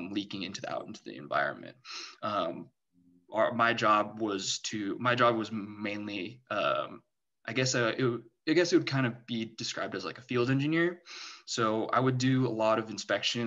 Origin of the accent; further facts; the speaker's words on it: San Diego, California, United States; I grew up in San Diego